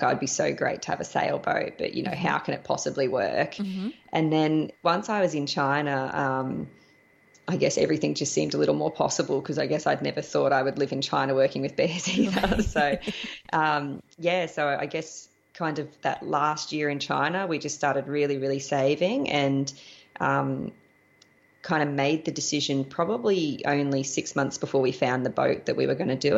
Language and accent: English; Australia; moved away as an adult; also born or lived in Panama / Costa Rica; I'm an Australian.